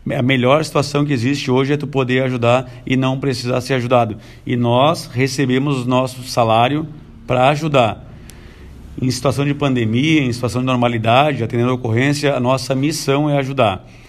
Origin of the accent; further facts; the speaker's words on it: Tramandaí, Rio Grande do Sul, Brazil; moved away as an adult; also born or lived in Santo Antônio da Patrulha; eu sou natural de Tramandaí, nasci lá na Barra, em Tramandaí